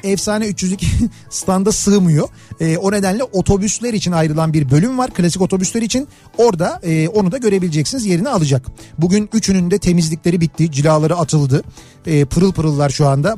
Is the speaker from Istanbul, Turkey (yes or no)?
yes; Istanbul, Turkey; bir İstanbullu olarak